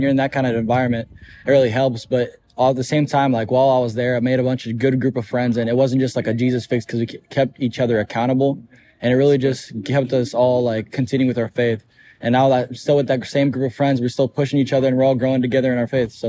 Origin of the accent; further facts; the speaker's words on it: Florida, United States; I grew up here in Florida, right?